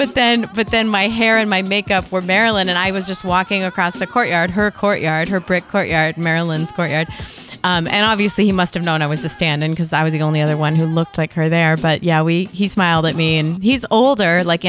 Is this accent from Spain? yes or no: no; California, United States; We all know because we're from Northern California, which is close to India.